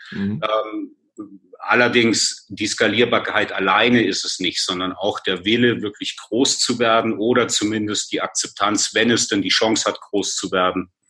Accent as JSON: {"language": "German", "region": "Bavaria", "country": "Germany", "tie": "born there", "said": "Ich bin in der Nähe von München geboren und da ist es eben wichtig, was in Bayern passiert."}